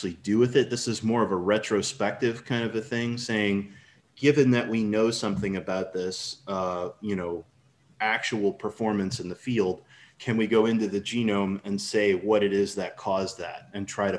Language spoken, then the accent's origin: English; St. Louis, Missouri, United States; I'm from St. Louis, Missouri, United States